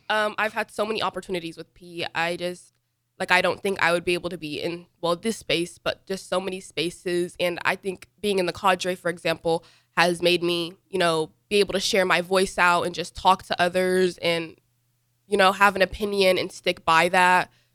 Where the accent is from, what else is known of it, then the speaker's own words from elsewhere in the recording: United States; also born or lived in Dubai / Sudan; I was born in Dubai, though, and then I was born in two thousand eight. My parents moved to America two thousand nine.